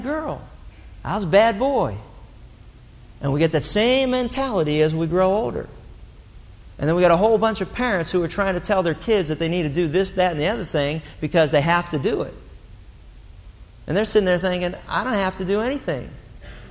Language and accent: English; Pittsburgh, Pennsylvania, United States; growing up in Pittsburgh, English was almost a primary language